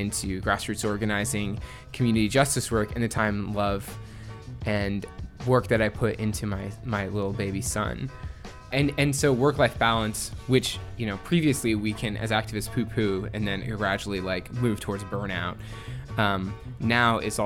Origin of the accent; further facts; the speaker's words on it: Indiana, United States; now in Washington, D.C., United States; originally I'm from Indiana